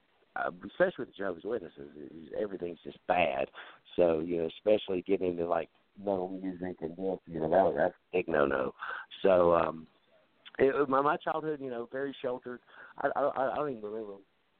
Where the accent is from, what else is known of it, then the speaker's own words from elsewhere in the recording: North Carolina, United States; accent: southern; moved away as an adult; now in Ohio, United States; Yes, I grew up in North Carolina.